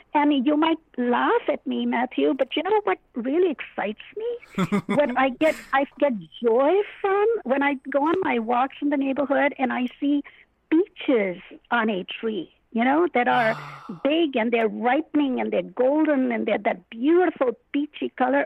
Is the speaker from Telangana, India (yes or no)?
yes; Hyderabad, Telangana, India; now in United States; I was born in India in a place called Hyderabad, and I immigrated to the United States in 1967